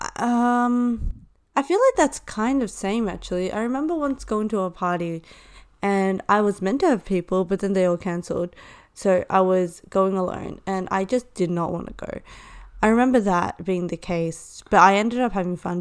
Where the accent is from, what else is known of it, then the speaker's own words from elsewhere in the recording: Hong Kong; moved away; I am from Hong Kong